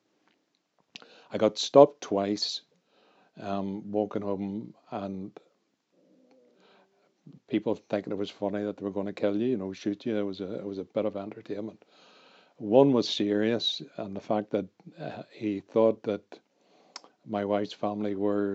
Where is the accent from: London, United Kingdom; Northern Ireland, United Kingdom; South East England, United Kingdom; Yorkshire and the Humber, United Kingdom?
Northern Ireland, United Kingdom; Belfast; I grew up in North Belfast, which was one of the worst areas in terms of violence.